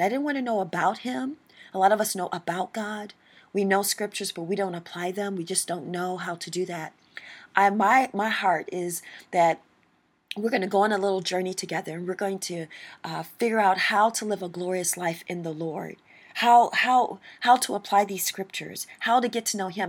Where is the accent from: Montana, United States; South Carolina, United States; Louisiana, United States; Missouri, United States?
Missouri, United States; St. Louis; I grew up in Saint Louis, Missouri